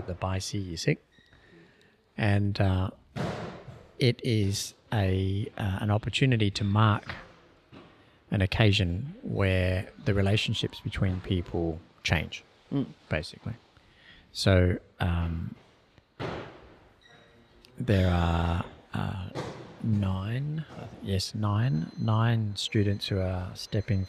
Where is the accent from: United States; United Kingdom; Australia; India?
Australia; we're Australian